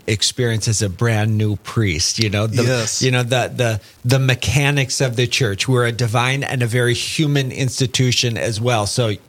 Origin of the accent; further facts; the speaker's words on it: Fargo, North Dakota, United States; As a native born and raised in Fargo, when I was young in the 90s